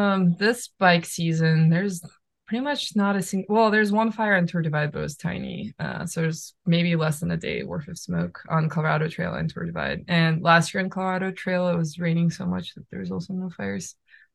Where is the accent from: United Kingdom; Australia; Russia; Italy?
Russia; now in United States; when I moved from Russia to US with my parents, we lived in Michigan.